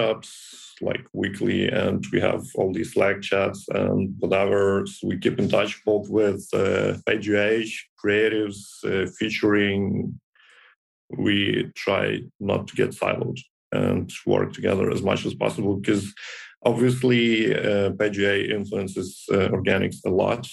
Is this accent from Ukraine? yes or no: yes; Ukraine; I came here from my hometown in Ukraine